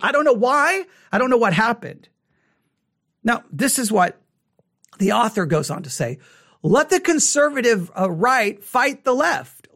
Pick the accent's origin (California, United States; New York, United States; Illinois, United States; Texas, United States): Texas, United States; West; I grew up in West Texas in the '80s